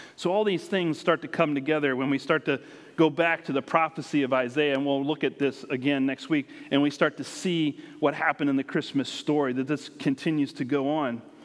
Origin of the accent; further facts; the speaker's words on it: United States; moved away; where we grew up has grown and grown, and around the Washington, D.C. area